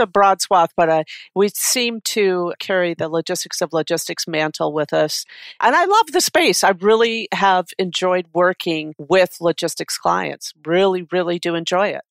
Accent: Detroit, Michigan, United States; moved away as an adult; now in Minnesota, United States; I grew up in the Detroit area

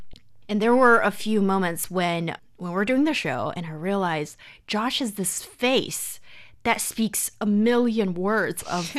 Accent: China; English is a second language; I'm Chinese, I don't love it.

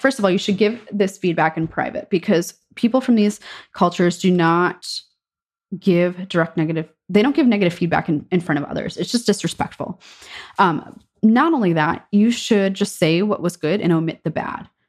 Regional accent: United States; as an American

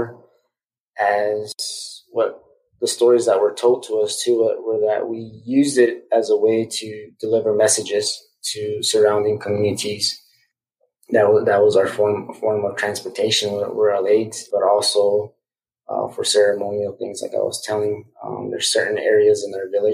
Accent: Zia Pueblo, New Mexico, United States; I grew up on the Zia Pueblo Indian Reservation, was born and raised.

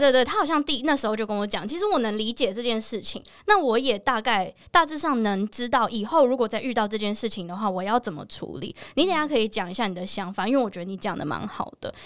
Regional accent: Taiwan; 我是在台湾长大的台湾人，我不是在美国长大的亚洲人

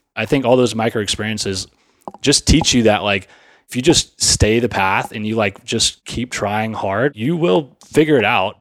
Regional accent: Sugar Land, Texas, United States; I grew up in Sugarland, Texas

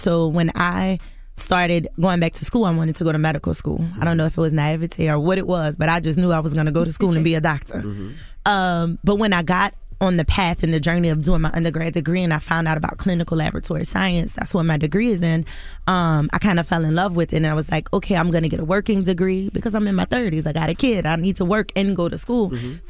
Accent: the South, United States; we're from the South.

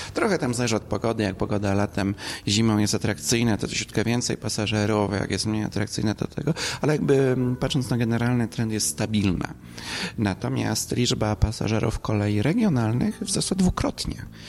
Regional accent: Śrem, Greater Poland, Poland; z mojego rodzinnych okolic, to jest linia Śremska do odlewni

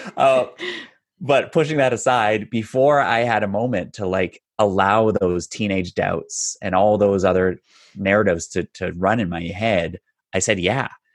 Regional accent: north of Toronto, Ontario, Canada; I am just a little north of Toronto, Ontario, born and raised

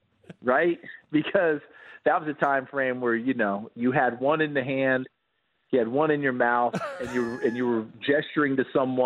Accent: New York, United States; I grew up with a basement, guys. Listen, I'm from New York State.

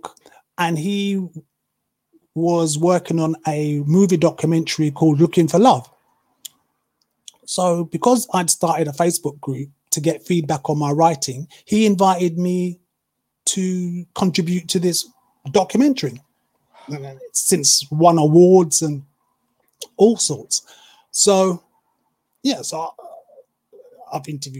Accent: United Kingdom; accent: British; they're very taken with my accent, because obviously I'm British

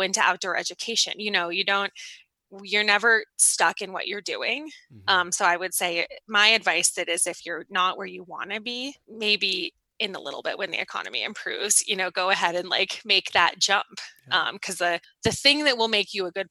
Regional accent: Boulder, Colorado, United States; moved away as an adult; also born or lived in Boston, Massachusetts; I grew up in Boulder, Colorado

